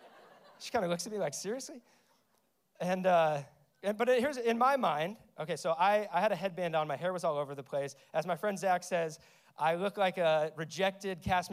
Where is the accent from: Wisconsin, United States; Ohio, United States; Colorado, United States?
Colorado, United States; Denver; moved away as an adult; now in Austin, United States; I'm originally from Denver, but I moved here to plant a church 3 years ago.